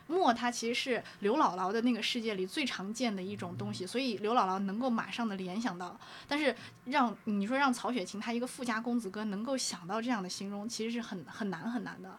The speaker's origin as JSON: {"language": "Chinese", "country": "China", "said": "我们中国人本来就喜欢造神嘛"}